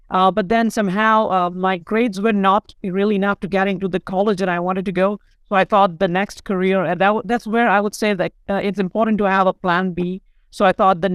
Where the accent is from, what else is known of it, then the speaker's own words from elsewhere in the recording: India; I started writing for some local newspapers in India, in my hometown